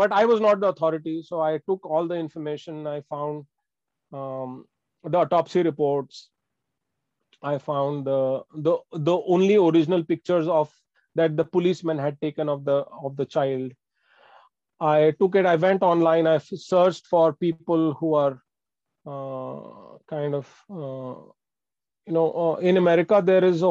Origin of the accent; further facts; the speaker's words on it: Bangalore, Karnataka, India; I'm from Bangalore